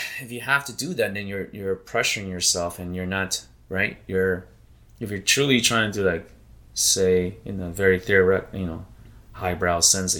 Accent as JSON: {"language": "English", "region": "Idaho", "country": "United States", "tie": "born or raised there", "said": "I grew up in Idaho"}